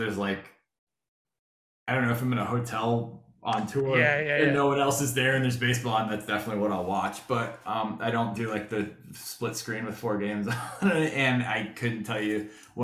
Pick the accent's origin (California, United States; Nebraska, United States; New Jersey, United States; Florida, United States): Florida, United States; growing up in Florida, we didn't have like we didn't have the Marlins, or because I've lived here since